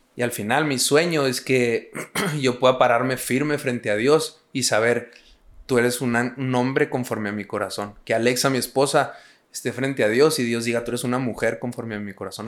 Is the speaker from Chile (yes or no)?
no; Hidalgo del Parral, Chihuahua, Mexico; yo soy de Parral, una ciudad muy chiquita. Son 100 mil habitantes.